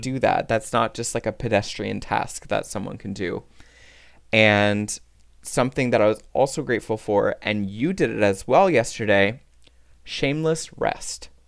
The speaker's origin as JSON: {"language": "English", "region": "Newfoundland and Labrador", "country": "Canada", "moved": "yes", "lives_now": "Ottawa, Canada", "said": "our Newfie charm"}